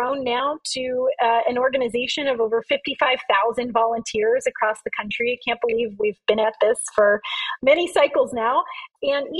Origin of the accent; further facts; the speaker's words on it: California, United States; California, my home state